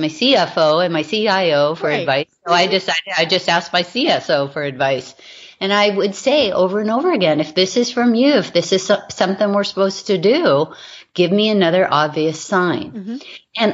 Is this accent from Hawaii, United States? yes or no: yes; Hawaii, United States; I was raised in Hawaii